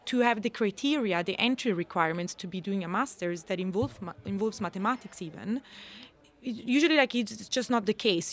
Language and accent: English; Italy; moved away as an adult; also born or lived in Scotland / Ireland; now in Sweden; I was raised in Italy